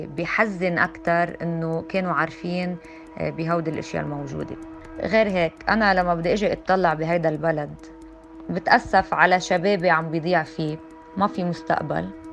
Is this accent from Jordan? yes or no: no; Lebanon; نحن كلبنانية